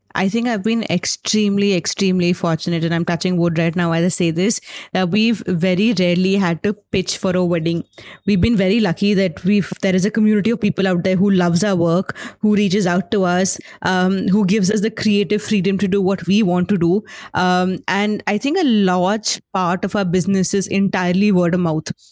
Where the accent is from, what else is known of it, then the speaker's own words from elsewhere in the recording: Lucknow, Uttar Pradesh, India; I grew up in Lucknow